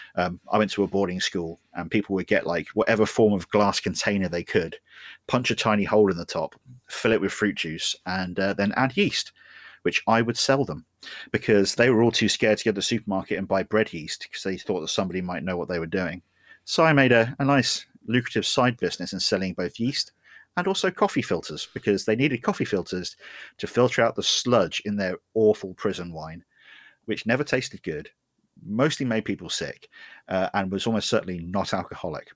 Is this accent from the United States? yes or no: no; United Kingdom; I'm British.